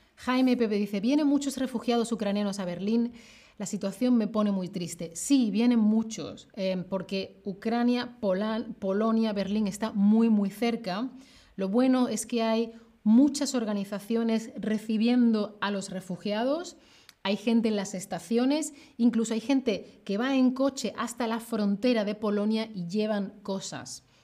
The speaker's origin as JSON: {"language": "Spanish", "town": "Seville", "region": "Andalusia", "country": "Spain", "said": "yo soy de Sevilla"}